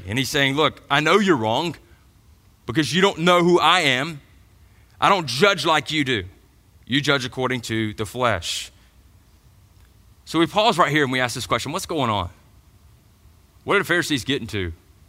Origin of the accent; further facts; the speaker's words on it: Georgia, United States; But I grew up in Middle Georgia, so I went to the Macon Mall.